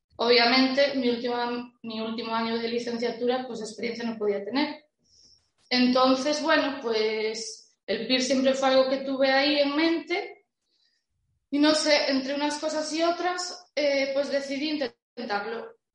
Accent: Santiago de Compostela, Galicia, Spain; yo soy de Galicia, creo que se notará. Bueno, lo dije antes, ¿no? Santiago

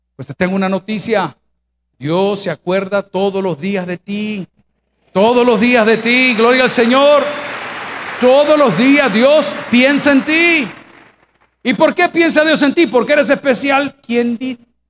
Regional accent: El Salvador; yo me crié en un hogar cristiano y me mandaron a colegios católicos porque en El Salvador en mi época no habían colegios

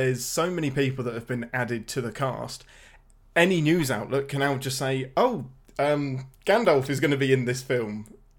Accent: England, United Kingdom; I'm the only English person in the world that despises The Crown.

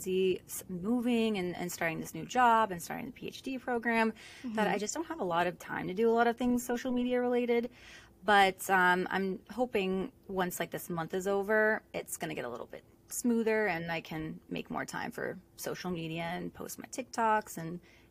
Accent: Southern California, United States; moved away as an adult; also born or lived in Rhode Island; I'm originally from Southern California, grew up there

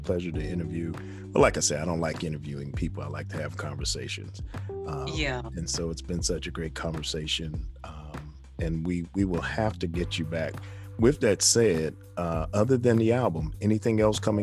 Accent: New York City, New York, United States; this little guy from the Bronx

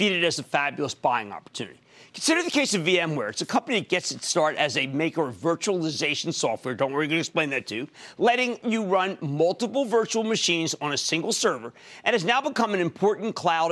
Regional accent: Philadelphia, Pennsylvania, United States; where I live when I grew up in Philadelphia

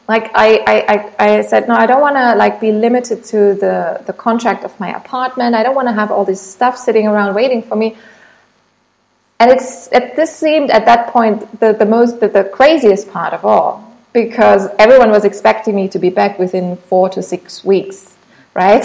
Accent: Germany; English is a second language; moved away as an adult; also born or lived in Munich; now in Thailand; I'm originally from Germany, but since a few years now, I've been living in Thailand

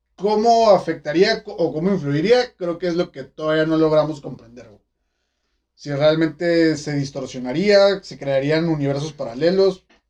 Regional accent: Mexico; yo como, mexicano

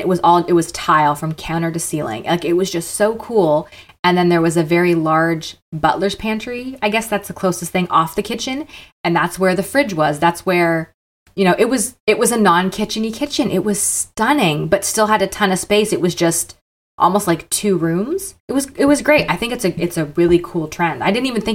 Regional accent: Canada; also born or lived in the South, United States; now in United States; I'm Canadian

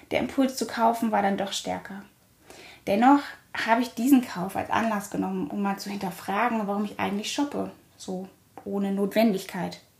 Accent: Germany; born there; Ich wurde in der DDR geboren, einem Staat, den es heute nicht mehr gibt.

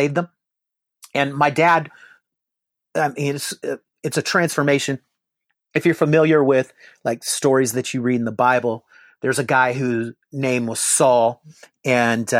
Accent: Seattle, Washington, United States; moved away as an adult; also born or lived in Bakersfield, California / San Diego, California; now in Oklahoma, United States; I was raised in Seattle

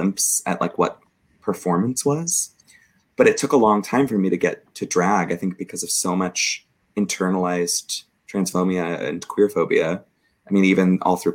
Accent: Southern California, United States; moved away as an adult; also born or lived in Provo, Utah / Oklahoma; now in San Francisco, United States; I was raised in a pretty conservative suburb in Southern California

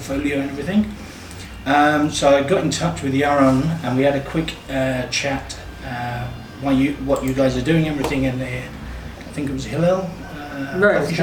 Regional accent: London, United Kingdom; moved away as an adult; also born or lived in Tel Aviv; now in Jerusalem, Israel; From London, England. Been in Jerusalem just over 2 years

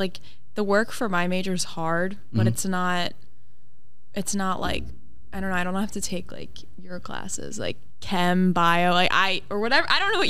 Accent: Delaware, United States; So I'm at UD for visual communications. From Delaware. We're all from Delaware.

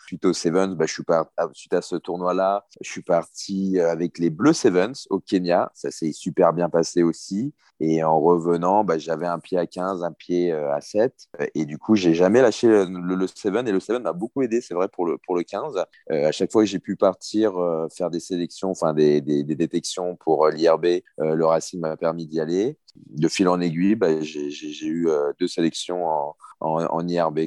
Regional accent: near Suresnes, Paris region, Île-de-France, France; also born or lived in Courbevoie / Yokohama, Japan; c'est à côté de là où j'ai grandi

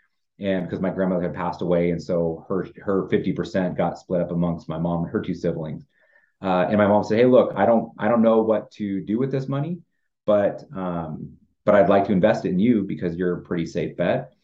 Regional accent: Idaho Falls, Idaho, United States; growing up in Eastern Idaho, in Idaho Falls

